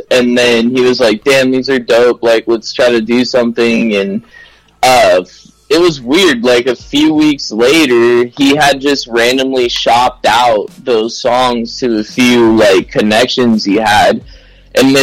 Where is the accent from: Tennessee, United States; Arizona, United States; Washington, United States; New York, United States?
Arizona, United States; Phoenix; we're from Phoenix